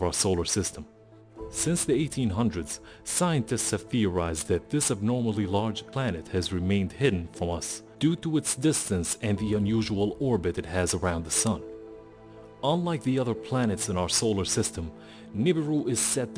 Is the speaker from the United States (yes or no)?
no; Syria; my home country of Syria